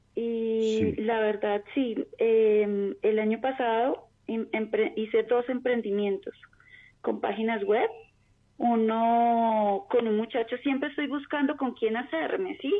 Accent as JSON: {"language": "Spanish", "region": "Bogotá", "country": "Colombia", "said": "De Bogotá, Colombia."}